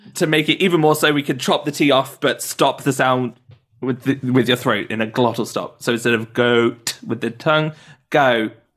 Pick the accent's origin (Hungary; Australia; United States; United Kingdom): United Kingdom; Midlands; moved away; I'm from the Midlands